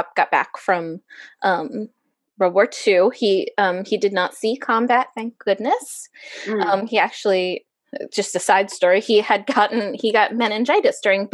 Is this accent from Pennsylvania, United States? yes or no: yes; Exeter Township, Pennsylvania, United States; moved away as an adult; also born or lived in Reading, Pennsylvania / Philadelphia; I actually grew up in Elsis Township.